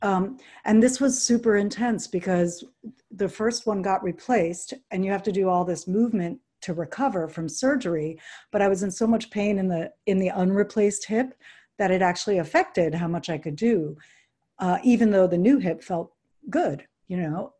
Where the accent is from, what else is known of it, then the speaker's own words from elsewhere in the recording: New York City, New York, United States; I grew up in New York City